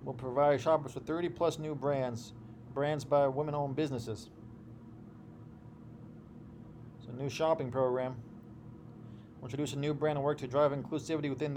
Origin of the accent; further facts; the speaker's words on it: Ohio, United States; I grew up in Ohio